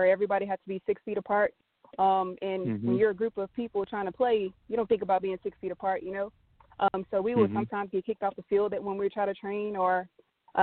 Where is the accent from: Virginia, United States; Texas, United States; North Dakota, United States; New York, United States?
Texas, United States; I'm from Texas